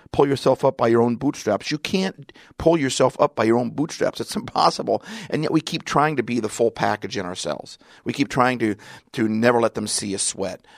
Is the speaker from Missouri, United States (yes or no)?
no; Seattle, Washington, United States; I'm from Seattle. I'm in Southern California